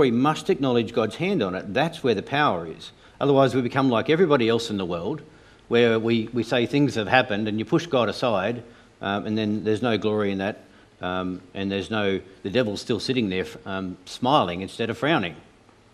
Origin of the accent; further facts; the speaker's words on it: Tasmania, Australia; I grew up in Tasmania.